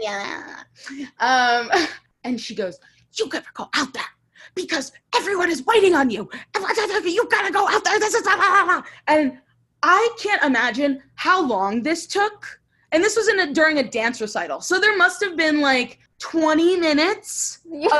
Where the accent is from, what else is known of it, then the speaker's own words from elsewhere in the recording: Fort Myers, Florida, United States; I was born in Fort Myers, Florida. I was born and raised there, same house